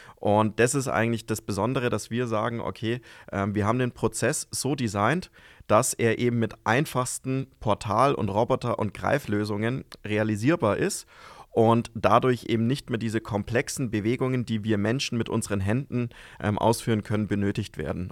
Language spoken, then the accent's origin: German; Fichtelgebirge, Bavaria, Germany; moved away as an adult; now in Amberg, Germany; Ich komme eigentlich aus dem Fichtelgebirge